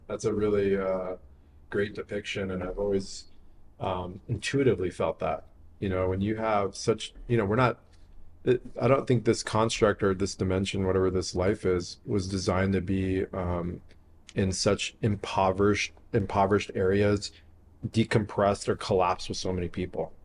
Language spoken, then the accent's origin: English; San Diego, California, United States; I grew up in San Diego. Like Tijuana was my backyard.